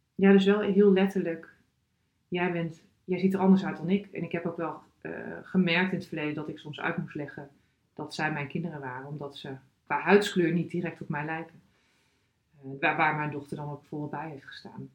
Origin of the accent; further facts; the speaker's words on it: Drenthe, Netherlands; moved away as an adult; also born or lived in Groningen / United States; Ik ben geboren getogen in Drenthe.